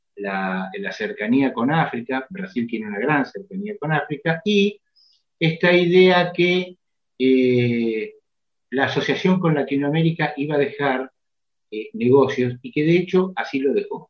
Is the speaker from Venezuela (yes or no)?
no; Mexico; now in Argentina; yo crecí en México